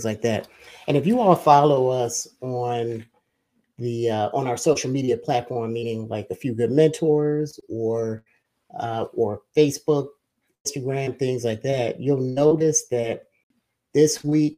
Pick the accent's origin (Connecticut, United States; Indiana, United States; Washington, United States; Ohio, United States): Ohio, United States; Cleveland; I'm from Cleveland, Ohio myself